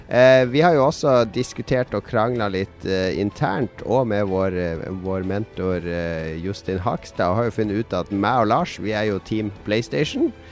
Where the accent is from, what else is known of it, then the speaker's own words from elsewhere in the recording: Bergen, Vestland, Norway; Jeg, jeg, jeg er ikke fra Norge, jeg er fra Bergen.